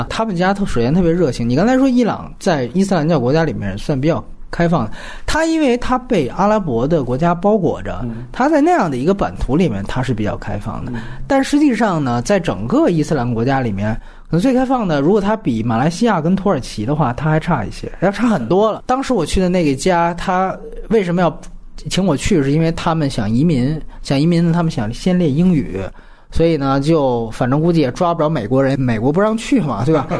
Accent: China; 我说我是中国人，我没有信仰，真没有宗教信仰。

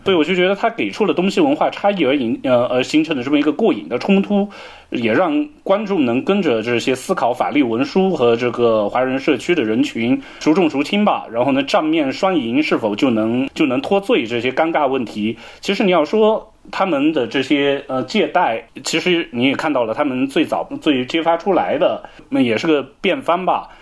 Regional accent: China; 以我们中国人的思维习惯

